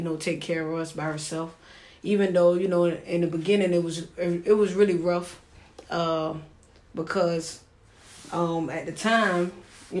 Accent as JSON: {"language": "English", "town": "Savannah", "region": "Georgia", "country": "United States", "tie": "born or raised there", "also_born_or_lived": "Maryland / Atlanta, Georgia", "said": "I'm from Savannah, Georgia, born and raised"}